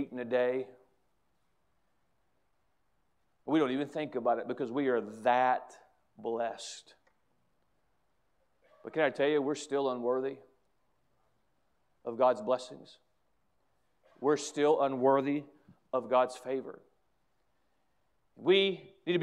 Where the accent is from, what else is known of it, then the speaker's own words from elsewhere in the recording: United States; as an American, as a patriotic American